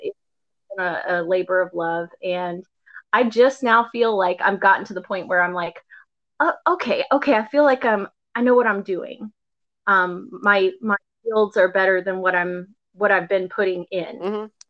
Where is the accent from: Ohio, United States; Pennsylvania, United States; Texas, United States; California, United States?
Texas, United States; Gulf Coast of; I grew up on the Gulf Coast area of, of Texas